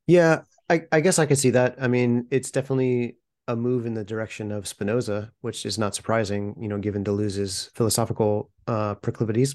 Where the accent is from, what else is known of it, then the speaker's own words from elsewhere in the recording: United States; as an American